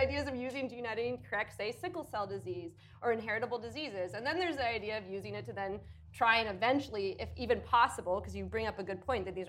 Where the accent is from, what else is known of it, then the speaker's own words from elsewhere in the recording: Canada; I grew up in Canada